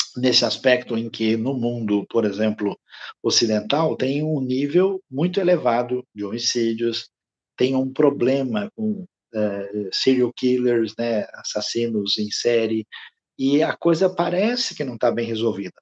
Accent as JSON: {"language": "Portuguese", "country": "Brazil", "said": "nós, como é, brasileiros"}